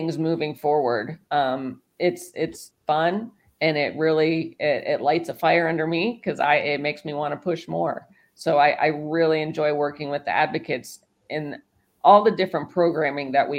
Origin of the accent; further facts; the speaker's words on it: Indiana, United States; I'm from Indiana